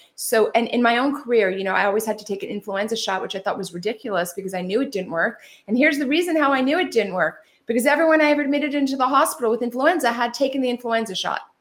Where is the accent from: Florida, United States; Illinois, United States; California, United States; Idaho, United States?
California, United States; I'm from California